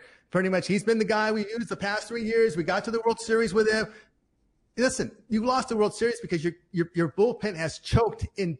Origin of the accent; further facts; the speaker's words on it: United Kingdom; I don't know if I'm a Brit would like a Yankee too much anyway.